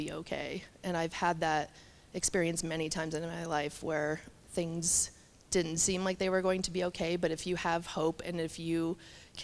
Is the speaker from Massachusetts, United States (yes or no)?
no; Colorado, United States; moved away as an adult; now in Montana, United States; what Colorado used to be when I was growing up there